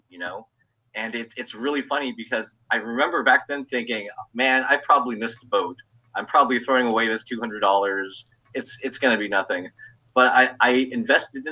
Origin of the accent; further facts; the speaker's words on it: Hawaii, United States; moved away as an adult; now in Los Angeles, United States; I'm originally from Hawaii. I was born and raised there, and actually lived there until I was 30.